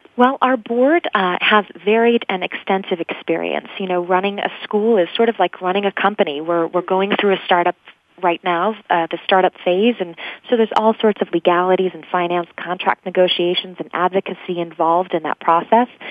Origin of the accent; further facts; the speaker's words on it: Grand Rapids, Michigan, United States; moved away as an adult; also born or lived in England; I grew up actually in the Midwest in Grand Rapids, Michigan